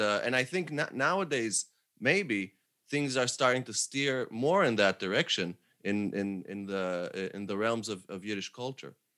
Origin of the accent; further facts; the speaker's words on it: Jerusalem, Jerusalem District, Israel; now in Paris, France; I grew up in Jerusalem